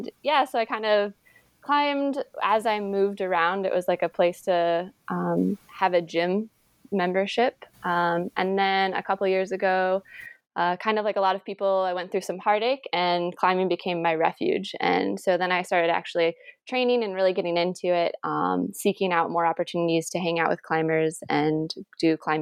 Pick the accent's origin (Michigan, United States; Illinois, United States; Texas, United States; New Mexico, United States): Michigan, United States; moved away as an adult; now in California, United States; I moved to California from Michigan.